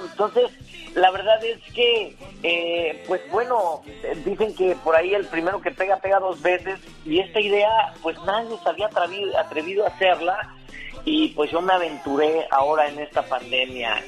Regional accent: Mexico City, Mexico; yo soy de la Ciudad de México, originario de la Ciudad de México

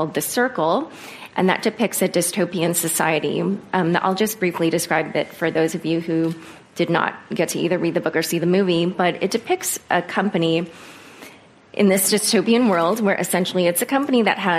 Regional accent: United States; as an American whose ancestors come from North Korea

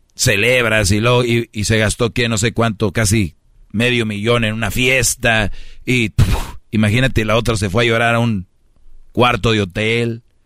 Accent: Monterrey, Nuevo León, Mexico; Te lo digo como buen regio

